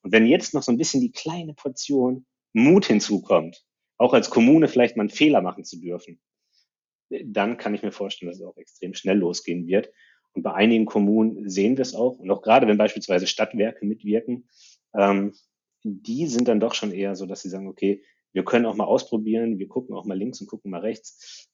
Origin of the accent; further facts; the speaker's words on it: Ruhr area, North Rhine-Westphalia, Germany; ich komme aus dem Ruhrgebiet